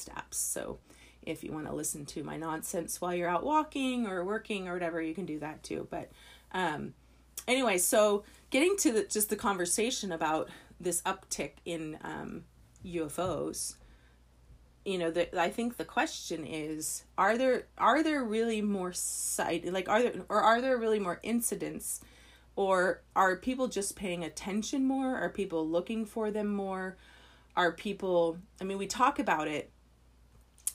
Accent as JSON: {"language": "English", "town": "Las Vegas", "region": "Nevada", "country": "United States", "tie": "born or raised there", "said": "I grew up in Las Vegas, more or less. I had lived there when I was little, and then I moved there when I was 13 and stayed all the way through and graduated from high school in Las Vegas."}